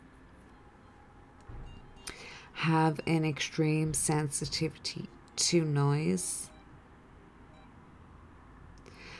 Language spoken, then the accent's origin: English; Ireland; I'm Irish in this incarnation